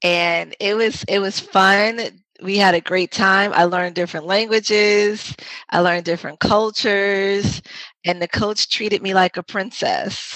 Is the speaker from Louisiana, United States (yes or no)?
no; New York City, New York, United States; accent: New York; I'm originally from the Bronx. I'm a New York girl, born and raised, and so you might hear some of my New York accent come out